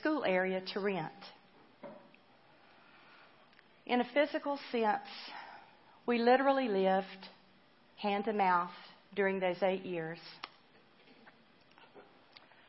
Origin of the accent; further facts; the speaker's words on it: Spartanburg, South Carolina, United States; I was brought up in the church in my hometown of Spartanburg